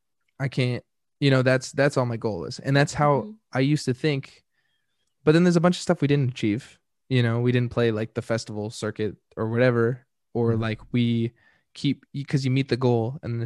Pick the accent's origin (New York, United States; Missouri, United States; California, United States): California, United States; Carlsbad; because I grew up in San Diego ish Carlsbad